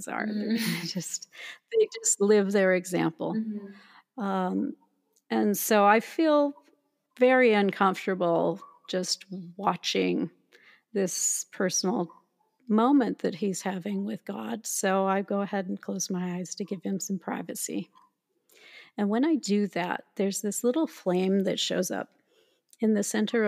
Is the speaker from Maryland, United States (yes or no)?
no; Minnesota, United States; I was raised in Minnesota